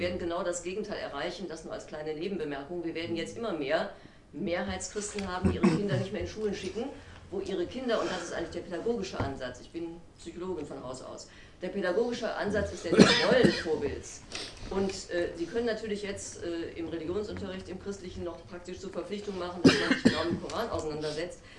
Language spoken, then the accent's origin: German; Wuppertal, North Rhine-Westphalia, Germany; moved away; also born or lived in Paris / Berlin; ich bin zwar gebürtige Wuppertalerin, aber ich pendel seit geraumer Zeit zwischen Paris und Berlin.